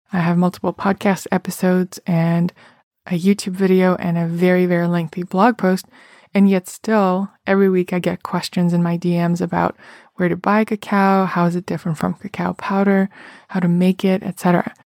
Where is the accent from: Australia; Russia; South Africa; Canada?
Russia; moved away as an adult; now in New York City, United States; I remember growing up in Russia